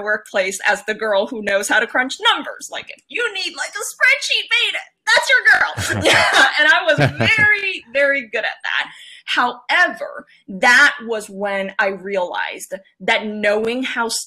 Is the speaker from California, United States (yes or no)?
yes; San Francisco, California, United States; moved away as an adult; also born or lived in San Jose, California / Cupertino, California; now in New York, United States; I grew up in the 90s in San Francisco. That's where I'm from. Went to elementary school there, went to middle school there, and then I went to the South Bay